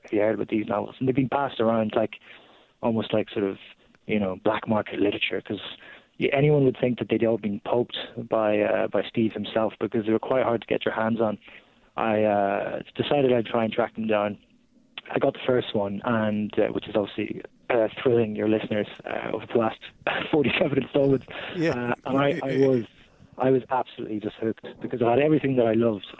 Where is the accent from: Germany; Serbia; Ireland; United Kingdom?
Ireland; as an Irishman